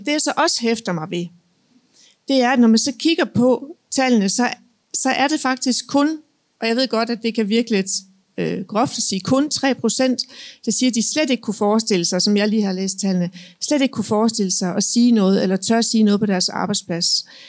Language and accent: Danish; Jutland, Denmark; jeg kommer fra Jylland